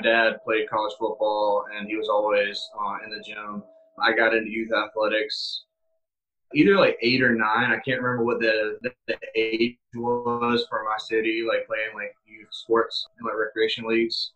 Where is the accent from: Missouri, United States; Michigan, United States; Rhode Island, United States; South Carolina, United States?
South Carolina, United States; moved away as an adult; now in New York, United States; I am from South Carolina left home immediately at 18